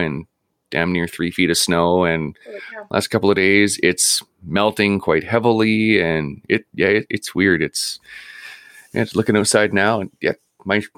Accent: Vancouver, British Columbia, Canada; now in Prince George, Canada; I grew up in East Vancouver, like right at about 49th and Boundary

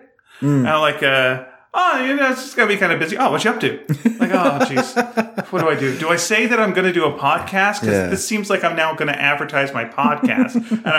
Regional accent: Canada; I'm Canadian

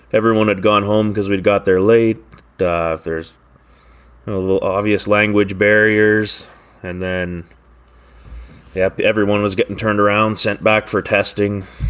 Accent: Maple Ridge, British Columbia, Canada; from the Lower Mainland, uh, Maple Ridge here in B C

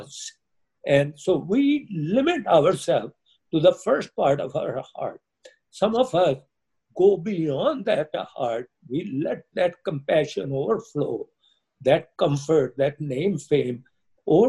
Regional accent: India; now in United States; I come from India.

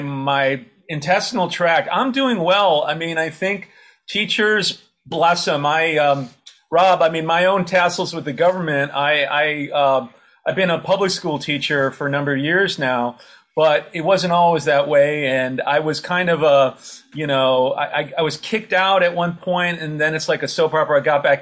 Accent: Penfield, New York, United States; moved away; I was from Penfield. I don't know what's happened in Penfield. I haven't, been back in 25 years or so.

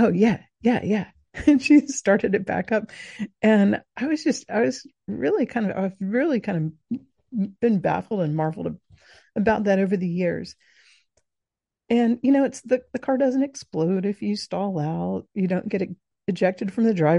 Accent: coast of South Georgia, United States; I grew up in the Deep South. I grew up on the coast of South Georgia

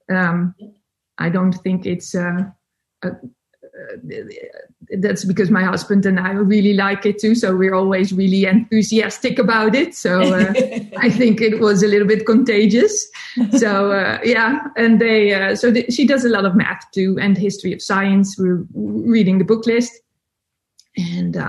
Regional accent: Netherlands; English is a second language; I'm from the Netherlands. So English is not my first language

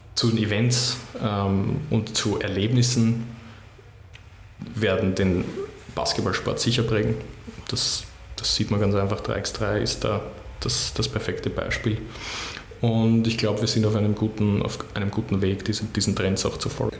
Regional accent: Baden, Lower Austria, Austria; now in Vienna, Austria; Ich fühle mich als echter Wiener, auch wenn ich ähm, sehr gerne in Baden aufgewachsen bin, aber jetzt bin ich schon lange in Wien und ich bin ein Wiener

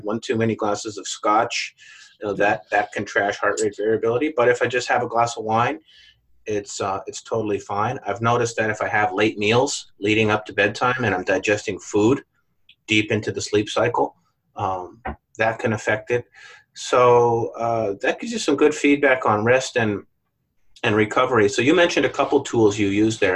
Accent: Winnipeg, Manitoba, Canada; moved away as an adult; I left my hometown in Winnipeg, Canada

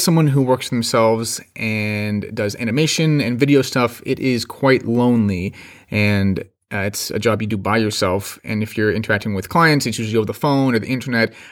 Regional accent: Phoenix, Arizona, United States; I am from Phoenix, Arizona

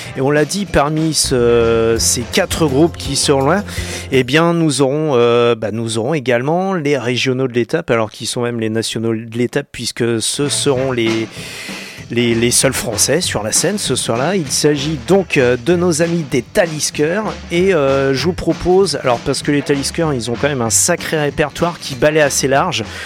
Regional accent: France; chez nous en France

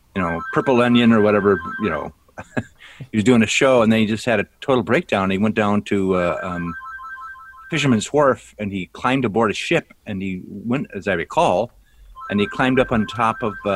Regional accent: North Dakota, United States; moved away; also born or lived in Brainerd, Minnesota; See, I grew up in North Dakota

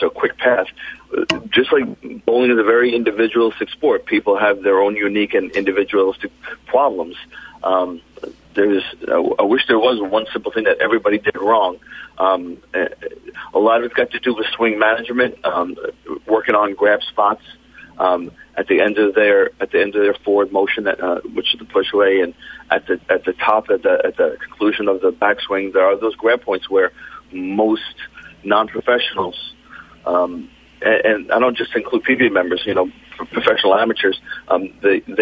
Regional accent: East Coast, United States; Growing up on the East Coast, I grew up on pure friction.

